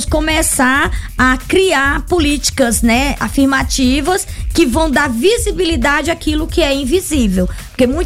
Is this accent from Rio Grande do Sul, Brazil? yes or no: yes; Rio Grande do Sul, Brazil; Essa coisa quando você diz, ah, eu sou gaúcho, todos falam é, ou brincam com o meu sotaque ou com a minha regionalidade, né?